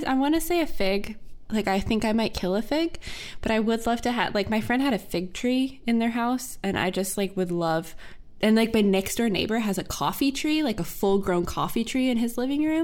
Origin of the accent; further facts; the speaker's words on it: North Carolina, United States; I'm from North Caroliniania.